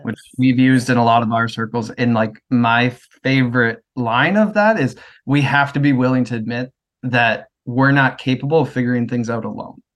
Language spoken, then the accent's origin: English; Midwest, United States; moved away as an adult; also born or lived in Worcester, Massachusetts; I'm from the Midwest, and I moved out to go to college in Worcester